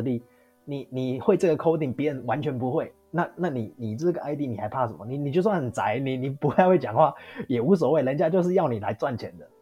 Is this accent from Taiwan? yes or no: yes; Taiwan; moved away as an adult; now in Australia; 我就是proud of being a Taiwanese